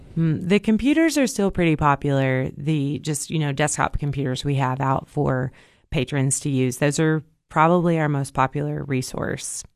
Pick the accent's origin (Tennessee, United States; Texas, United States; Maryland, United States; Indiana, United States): Tennessee, United States; Cookeville; I was born and raised in Cookville